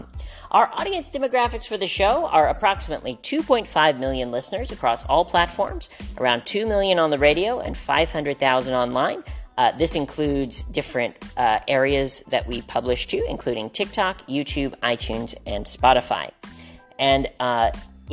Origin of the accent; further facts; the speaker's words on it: Hot Springs, Arkansas, United States; moved away; also born or lived in New York, New York; I recently moved back to my hometown of Hot Springs, Arkansas